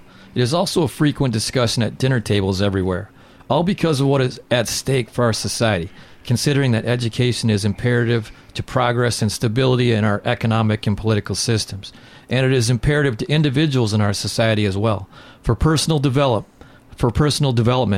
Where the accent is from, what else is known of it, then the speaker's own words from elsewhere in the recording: Southern Wisconsin, United States; growing up in Southern Wisconsin